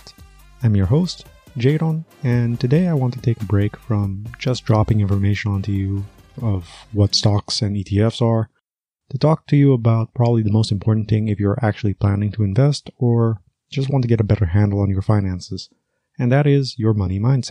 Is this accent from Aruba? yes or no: yes; Aruba; I was raised in Aruba